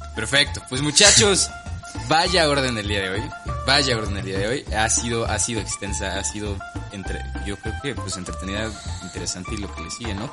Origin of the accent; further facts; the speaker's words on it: Mexico; Nosotros como mexicanos